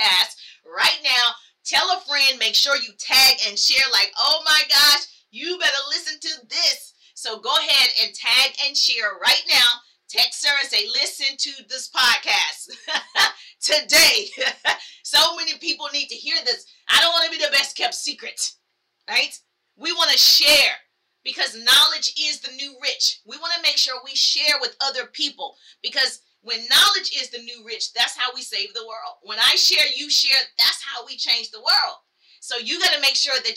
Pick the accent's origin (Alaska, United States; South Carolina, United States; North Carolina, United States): South Carolina, United States; So I grew up in the South. I'm from South Carolina.